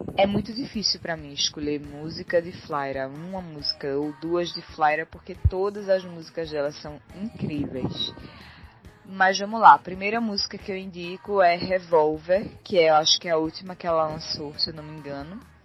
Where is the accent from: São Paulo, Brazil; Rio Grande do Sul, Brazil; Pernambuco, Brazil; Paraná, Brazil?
Pernambuco, Brazil; Recife; eu sou de Recife, Pernambuco